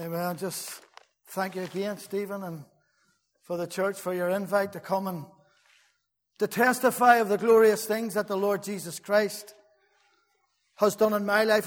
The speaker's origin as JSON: {"language": "English", "town": "Belfast", "region": "Northern Ireland", "country": "United Kingdom", "tie": "born or raised there", "said": "we moved from Douglas Street up the Beaver Estate, South Belfast"}